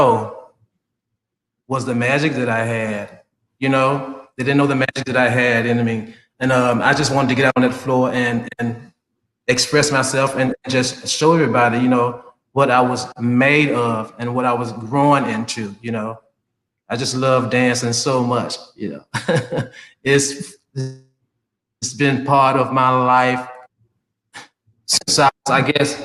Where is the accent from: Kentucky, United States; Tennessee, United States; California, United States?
Tennessee, United States; Memphis; now in Sarasota, United States; born and raised in Memphis, Tennessee